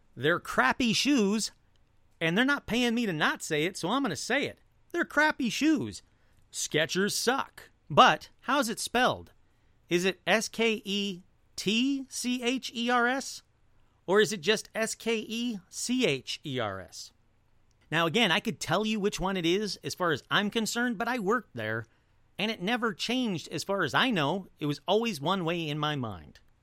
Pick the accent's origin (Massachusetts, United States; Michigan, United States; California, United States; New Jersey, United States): Michigan, United States; Detroit; I come from a family, I come from Detroit.